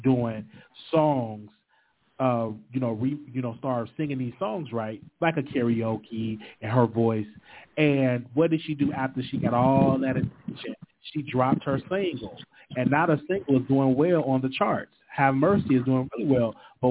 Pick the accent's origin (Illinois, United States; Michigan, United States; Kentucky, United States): Illinois, United States; Chicago; I'm from Chicago as well